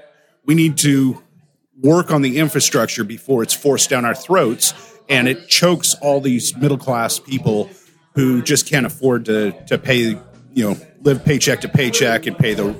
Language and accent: English; San Rafael, California, United States; San Rafael, California.